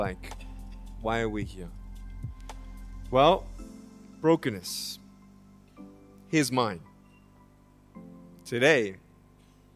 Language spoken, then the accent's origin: English; Australia; moved away as an adult; now in California, United States; I was born in Australia in 1982, moved from Australia to California in the year 2006